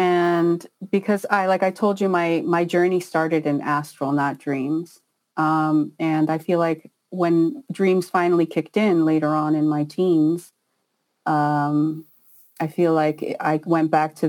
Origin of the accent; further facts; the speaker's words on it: Israel; also born or lived in Peru; No, I was born in Peru, but my father had got a job in Israel, and he was trying to, you know, come out of poverty.